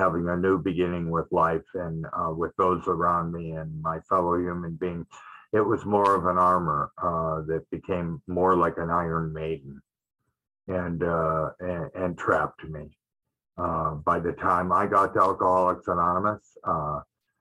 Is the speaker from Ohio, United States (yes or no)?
no; Detroit, Michigan, United States; I grew up in Detroit, Michigan